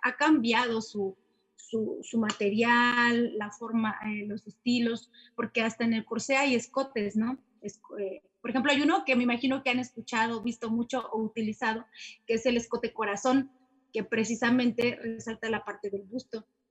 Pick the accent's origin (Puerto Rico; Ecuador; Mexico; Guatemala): Mexico; como mexicanos